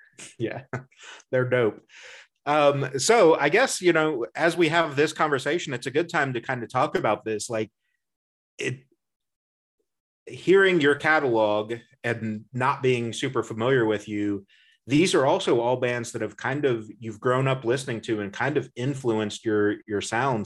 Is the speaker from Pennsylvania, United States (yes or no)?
no; Indiana, United States; we're both from Indiana